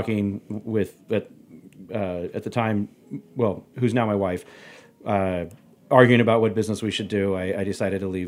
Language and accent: English; San Antonio, Texas, United States; moved away as an adult; also born or lived in California; I grew up in Texas. I grew up in San Antonio